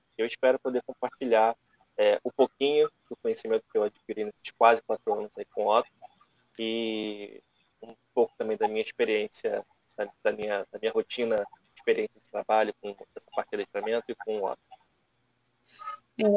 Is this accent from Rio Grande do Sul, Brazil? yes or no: no; Rio de Janeiro, Brazil; eu sou do Rio de Janeiro, né? mais especificamente da Ilha do Governador, que é a zona norte aqui do Rio